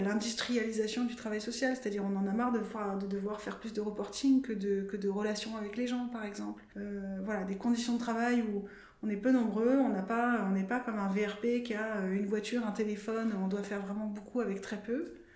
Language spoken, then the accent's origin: French; France; quand on est français et travailleur ou travailleuse sociale